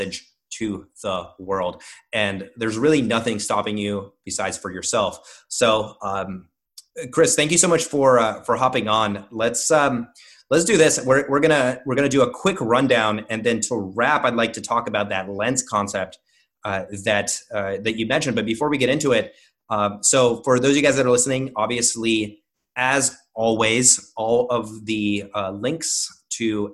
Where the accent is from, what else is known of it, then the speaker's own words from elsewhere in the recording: Russia; moved away; I grew up in Russia